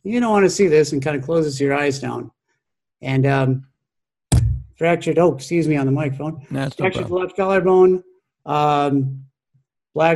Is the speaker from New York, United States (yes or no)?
no; Minneapolis, Minnesota, United States; I'm an urban kid. I grew up in South Minneapolis